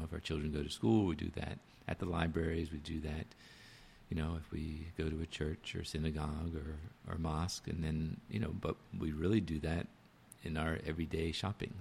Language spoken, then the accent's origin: English; Washington, District of Columbia, United States; Washington, my hometown